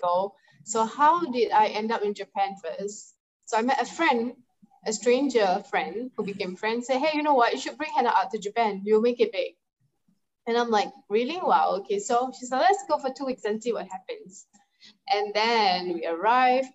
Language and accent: English; Singapore; I'm from Singapore